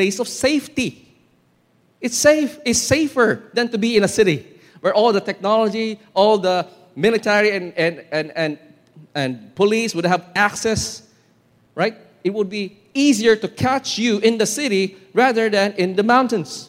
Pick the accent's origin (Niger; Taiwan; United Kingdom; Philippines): Philippines; Filipino Christians